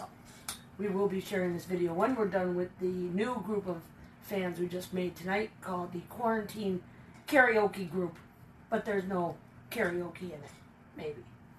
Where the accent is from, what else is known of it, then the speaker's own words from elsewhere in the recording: Scranton, Pennsylvania, United States; that was …, we're from Scranton, Pennsylvania.